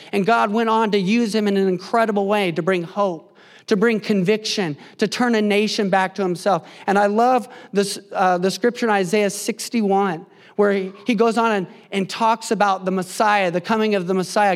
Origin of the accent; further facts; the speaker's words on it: Indiana, United States; moved away as an adult; now in West Coast, United States; I grew up in Indiana, the Midwest. I'm a Hoosier